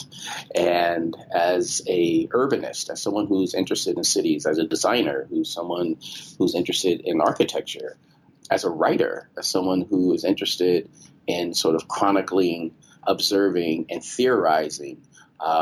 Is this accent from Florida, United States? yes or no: no; Chicago, Illinois, United States; moved away as an adult; also born or lived in Washington, D.C. / Brazil / New York; now in Detroit, United States; I grew up in Chicago, and Chicago's it still is a very segregated city.